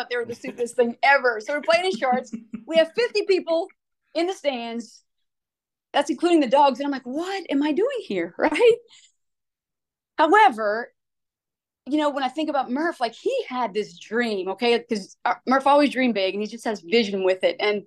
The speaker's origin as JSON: {"language": "English", "region": "Louisiana", "country": "United States", "moved": "yes", "lives_now": "Alabama, United States", "said": "I'm from Louisiana"}